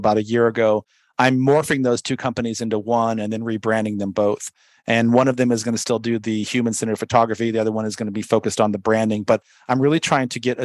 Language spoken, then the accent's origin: English; San Diego, California, United States; I grew up in San Diego